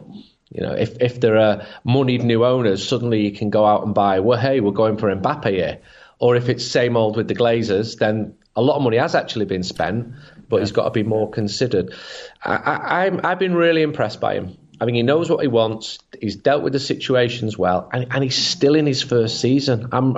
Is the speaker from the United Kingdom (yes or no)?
yes; Manchester, North West England, United Kingdom; I'm a Mancunian.